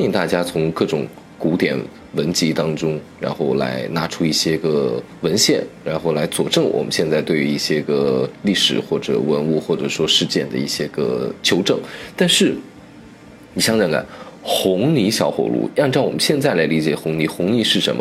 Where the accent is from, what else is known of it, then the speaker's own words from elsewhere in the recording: Shaanxi, China; 尤其是我作为一个陕西人，我尤其骄傲。我们陕西有一个地方叫宝鸡